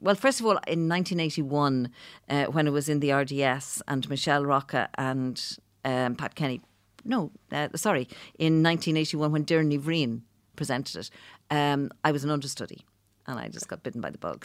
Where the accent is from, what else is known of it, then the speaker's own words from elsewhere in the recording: Dublin, Leinster, Ireland; I'm from Clondalkin